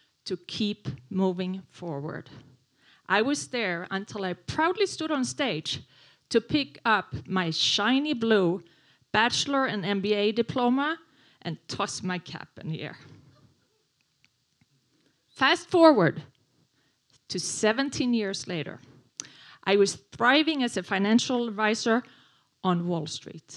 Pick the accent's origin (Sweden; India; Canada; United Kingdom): Sweden; English is a second language; moved away as an adult; now in New York City, United States; I moved to New York from Sweden in 1994